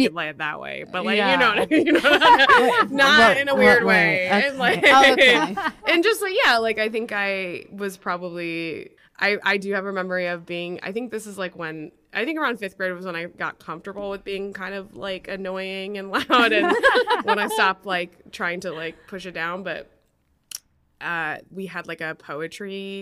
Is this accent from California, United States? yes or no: no; Wilmette, Illinois, United States; I grew up a little outside of Chicago in Wilmette, which is just like a suburb a little bit north of the city